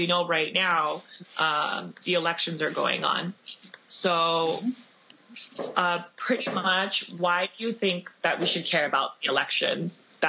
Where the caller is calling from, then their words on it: Los Angeles, California, United States; I'm calling from Los Angeles, California right now.